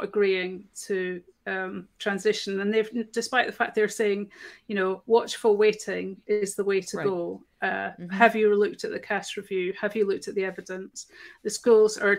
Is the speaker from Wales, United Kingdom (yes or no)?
no; Scotland, United Kingdom; I'm Scottish